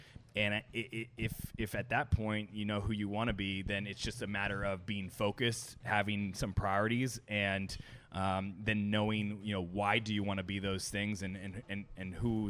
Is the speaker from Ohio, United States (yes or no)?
no; Los Angeles, California, United States; also born or lived in Arizona / Las Vegas / New York; now in Orlando, United States; I grew up in Los Angeles.